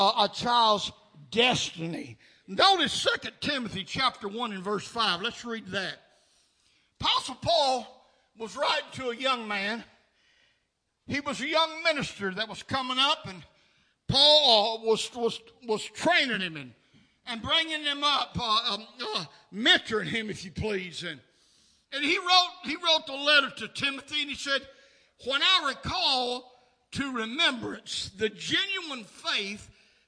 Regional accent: Nashville, Tennessee, United States; The dead-end street that I was raised up on in South Nashville

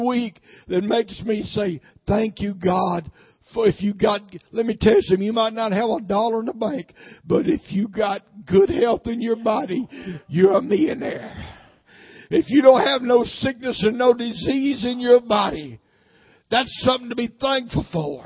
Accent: Nashville, Tennessee, United States; I was raised up mostly in South Nashville, Flat Rock

